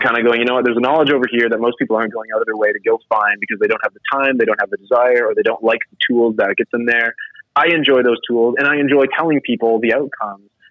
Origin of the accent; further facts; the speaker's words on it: Atlantic Canada, Canada; I was a kid growing up in Atlantic Canada.